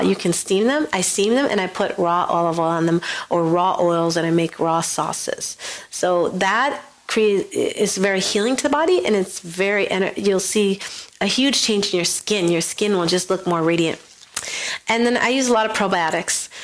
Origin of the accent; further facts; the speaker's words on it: Buffalo, New York, United States; I grew up in Western New York, in Buffalo, New York